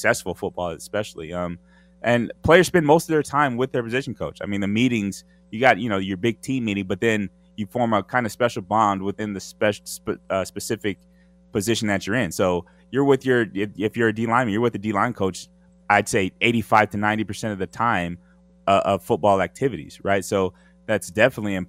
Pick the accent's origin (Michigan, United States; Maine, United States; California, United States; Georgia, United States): California, United States; Southern; I grew up in Southern California